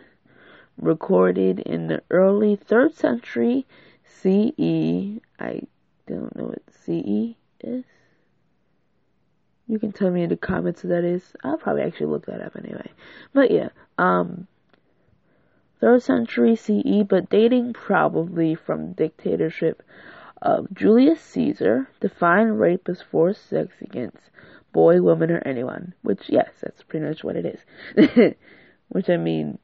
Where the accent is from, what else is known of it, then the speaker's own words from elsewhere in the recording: United States; I was born in America, so I'm African-American.